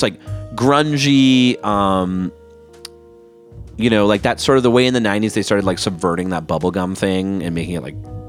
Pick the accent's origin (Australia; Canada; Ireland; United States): Canada